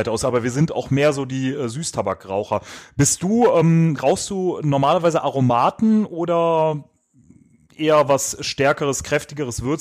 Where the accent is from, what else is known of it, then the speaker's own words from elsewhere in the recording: Düsseldorf, North Rhine-Westphalia, Germany; wie einige ja schon mitbekommen haben, kommen wir aus Düsseldorf und da trinkt man bekanntlich Altbier.